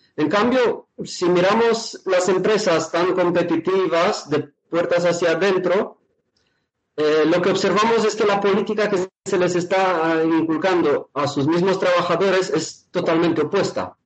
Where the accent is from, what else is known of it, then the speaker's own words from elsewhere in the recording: Romania; moved away as an adult; now in Spain; he pasado mi infancia en Rumanía